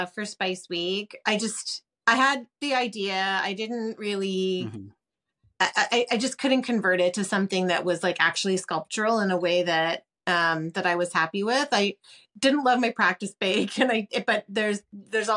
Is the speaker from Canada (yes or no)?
yes; Toronto, Ontario, Canada; We're immigrants to Canada, my family. And I grew up in Toronto.